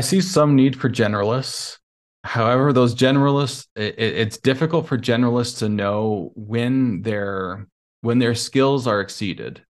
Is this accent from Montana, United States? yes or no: yes; Montana, United States; moved away as an adult; also born or lived in Nevada; now in Lisbon, Portugal; I'm originally from Montana